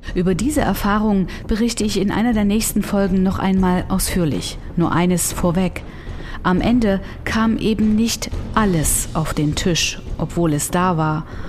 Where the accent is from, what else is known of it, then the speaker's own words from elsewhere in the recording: Germany; Ich bin in der DDR groß geworden.